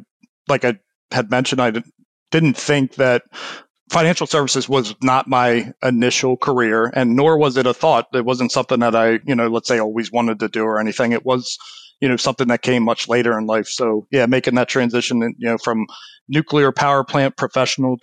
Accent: Baltimore, Maryland, United States; moved away as an adult; I grew up in Baltimore

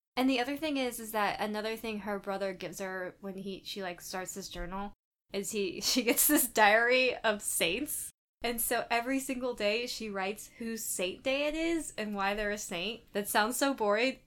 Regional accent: United States; growing up in America

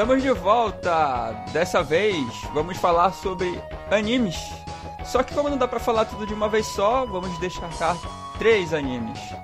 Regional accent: Amazonas, Brazil; a nossa região aqui do Amazonas

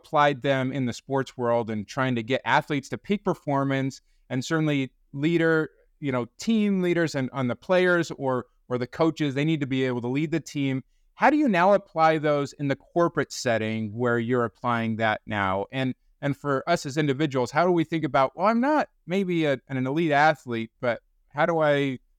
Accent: Utah, United States; I grew up in Utah, so I'm a Utah Jazz fan.

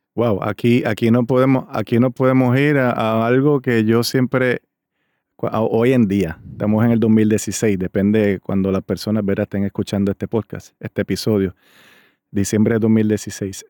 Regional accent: Río Grande, Puerto Rico; de mi pueblo también de Río Grande, Puerto Rico

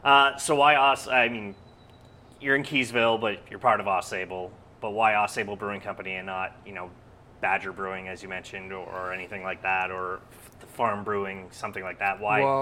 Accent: Montreal, Quebec, Canada; we're from Montreal

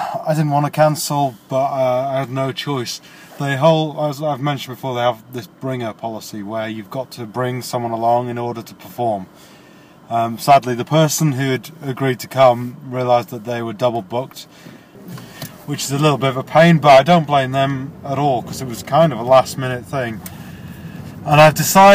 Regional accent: St Albans, East of England, United Kingdom; my hometown of St. Albans

